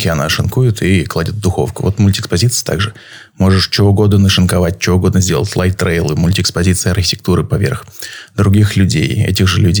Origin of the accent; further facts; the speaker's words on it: Saint Petersburg, Russia; я из Петербурга.